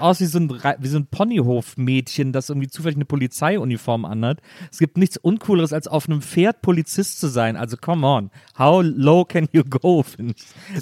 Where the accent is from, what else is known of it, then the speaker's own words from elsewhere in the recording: Wesseling, North Rhine-Westphalia, Germany; Bei uns in Wesseling gab es einen Reiterhof